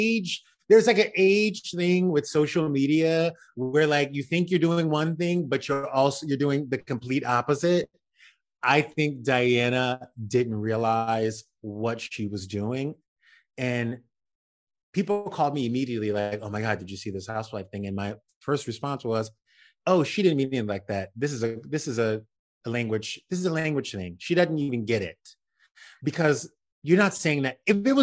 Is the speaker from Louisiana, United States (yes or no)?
yes; Louisiana, United States; I grew up in South Louisiana. I know races when I do races.